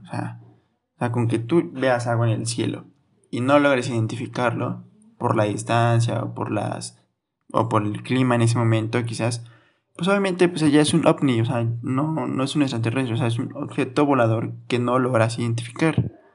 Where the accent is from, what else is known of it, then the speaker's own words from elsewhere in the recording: Orizaba, Veracruz, Mexico; aquí donde soy yo de Rizaba, Veracruz